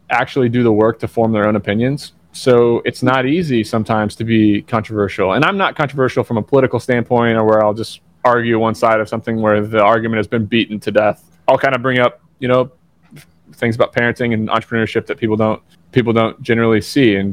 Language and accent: English; Southern Indiana, United States; now in Athens, United States; I, am from Southern Indiana. I live in Athens, Georgia.